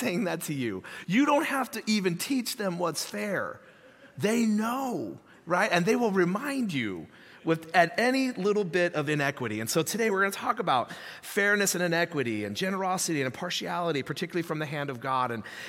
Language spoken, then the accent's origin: English; Hayward, California, United States; I grew up in Hayward, so East Bay